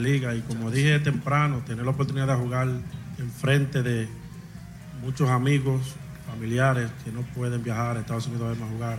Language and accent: Spanish; Dominican Republic; jugar de nuevo en mi país, en cualquier otro estadio de la República Dominicana